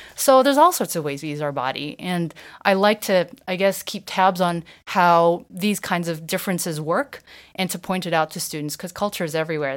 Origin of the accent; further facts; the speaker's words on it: United States; growing up in the States, but never owning a washer and dryer